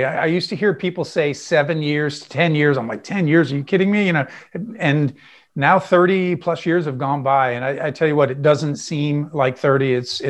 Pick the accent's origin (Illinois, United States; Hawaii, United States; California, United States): Hawaii, United States; Honolulu; born there; I was born in Honolulu, Hawaii.